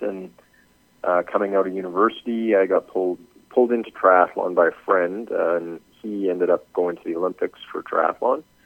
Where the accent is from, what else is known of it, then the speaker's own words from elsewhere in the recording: Edmonton, Alberta, Canada; I'm from Edmonton, Canada.